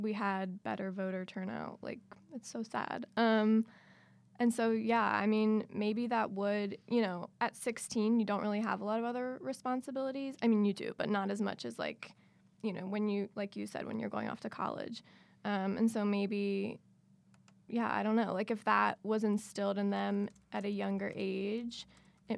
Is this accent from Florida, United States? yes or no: no; Cincinnati, Ohio, United States; when I was in high school, I'm from Cincinnati